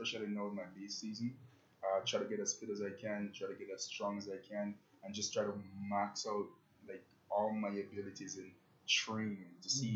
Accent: Jamaica; now in Edmonton, Canada; my background is that I'm a Jamaican, so my parents migrated to Canada like a few years ago. I moved to Canada in 2010

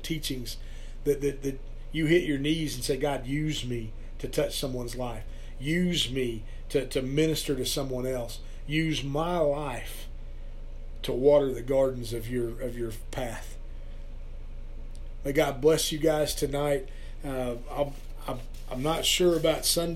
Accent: Perkins, Oklahoma, United States; also born or lived in Stillwater; a youth pastor here in my hometown of Perkins

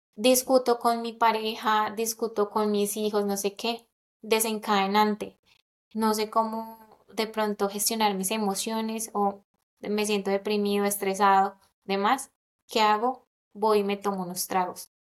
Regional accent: Colombia; moved away; also born or lived in London; nací en Colombia

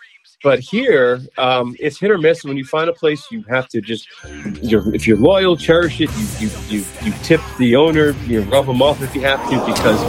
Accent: New Jersey, United States; now in Pennsylvania, United States; I'm from Pennsylvania. From New Jersey originally

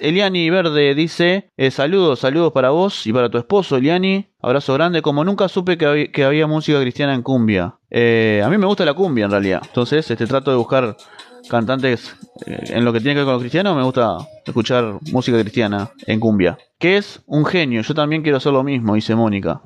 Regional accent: Uruguay; acá en Uruguay no tenemos sismos ni terremotos

